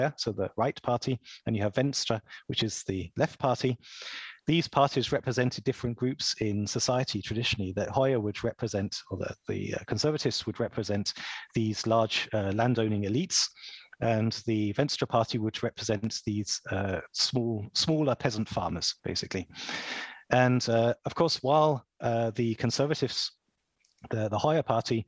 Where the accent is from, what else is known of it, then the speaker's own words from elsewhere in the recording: Kent, South East England, United Kingdom; I'm from Kent